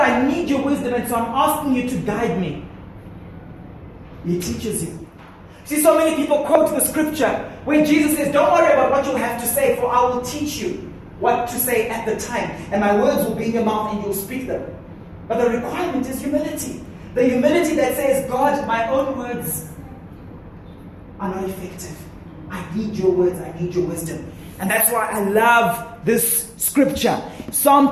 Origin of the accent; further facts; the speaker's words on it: Zimbabwe; where we grew up in Zimbabwe, big gardens, big yards, and so on